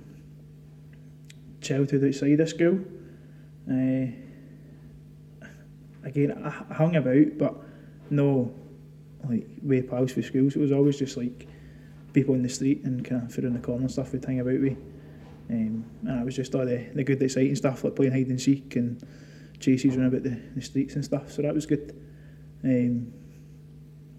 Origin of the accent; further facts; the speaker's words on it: Glasgow, Scotland, United Kingdom; I grew up in Ballanock, been there since I've been small, very, very small